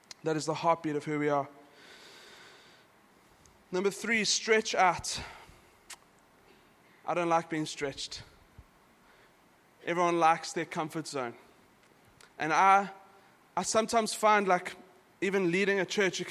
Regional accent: South Africa; now in Dubai, United Arab Emirates; I'm from South Africa, but we grew up with a really strong Christian culture. It's in our schools

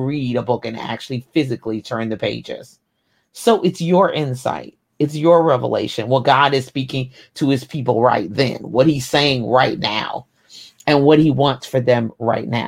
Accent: Kentucky, United States; I was born in Kentucky

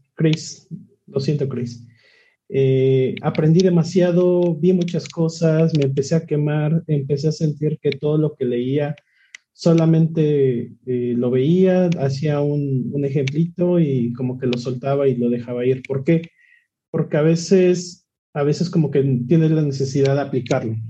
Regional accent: Tlaxcala, Mexico; soy de Tlaxcala, tengo 28 años.

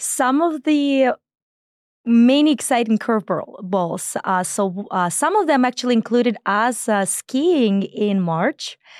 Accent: Belarus; moved away; I was born in Belarus, and, um, if anybody knows, uh, anything about it, it's as flat as it could be.

